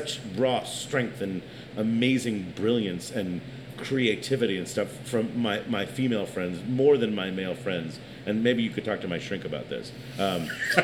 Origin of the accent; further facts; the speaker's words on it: New York City, New York, United States; I'm from New York